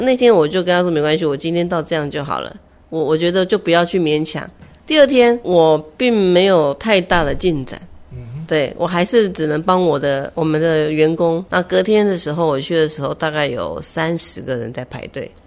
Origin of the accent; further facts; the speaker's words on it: Taipei, Taiwan; moved away as an adult; now in Taitung, Taiwan; 我台北人嘛，在台北上班，那也在台北